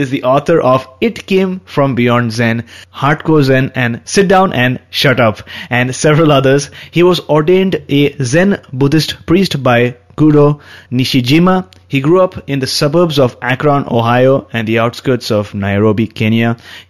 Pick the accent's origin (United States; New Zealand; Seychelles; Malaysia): Seychelles; moved away as an adult; now in Luxembourg; I am originally from Seychelles, but I've moved to Luxembourg after completing my master's in statistics and another in education in UK.